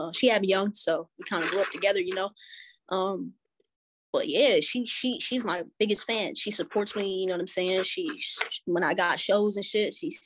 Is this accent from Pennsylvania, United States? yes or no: yes; Reading, Pennsylvania, United States; literally born and raised there